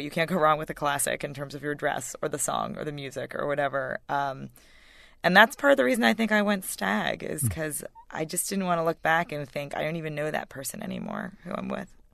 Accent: White Plains, New York, United States; I grew up in in White Plains, which is as Connecticut listeners will know, not far from New York

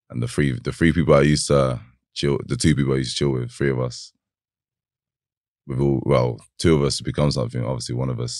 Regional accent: Northampton, East Midlands, United Kingdom; Um, I'm from Northampton. Uh, growing up there, I wasn't the best of uh, best of um, uh, children

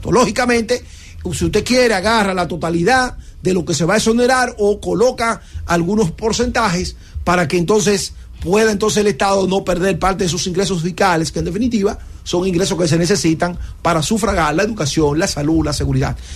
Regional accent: Dominican Republic; Y aquí nos encontramos todos como familia, como hermanos que somos, todos los dominicanos, sin importar la clase social.

